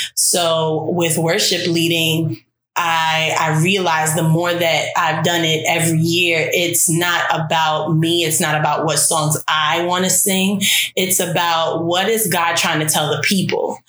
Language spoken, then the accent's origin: English; New York City, New York, United States; I am from Brooklyn, New York